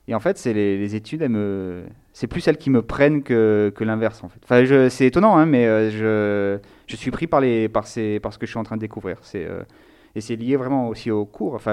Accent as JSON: {"language": "French", "town": "Nice", "region": "Provence-Alpes-Côte d'Azur", "country": "France", "moved": "yes", "lives_now": "Lyon, France", "said": "j'habite à Lyon et je suis originaire de Nice."}